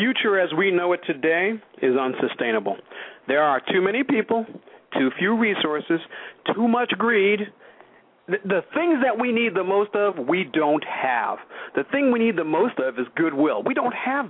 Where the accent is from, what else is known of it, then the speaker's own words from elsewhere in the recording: New York City, New York, United States; I've lived in New York. I grew up in New York